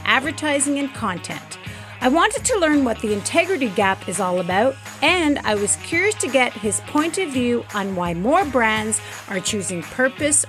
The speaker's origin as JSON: {"language": "English", "town": "Montreal", "region": "Quebec", "country": "Canada", "said": "I'm from Montreal too. West"}